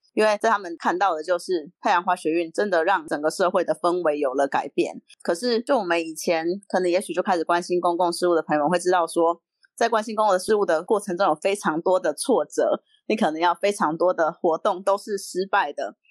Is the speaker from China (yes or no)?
no; Yunlin County, Taiwan; moved away as an adult; now in Taipei, Taiwan; 小时候在云林长大